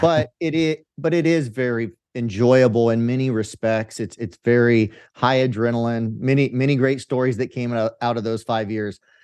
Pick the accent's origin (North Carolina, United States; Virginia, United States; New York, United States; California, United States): California, United States; Central Valley of; I grew up in the Central Valley of California in farmland